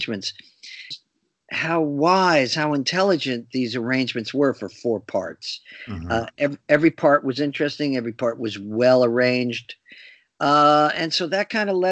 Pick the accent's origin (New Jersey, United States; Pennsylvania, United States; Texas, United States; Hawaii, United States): New Jersey, United States; New Brunswick; a theater in my hometown of New Brunswick, New Jersey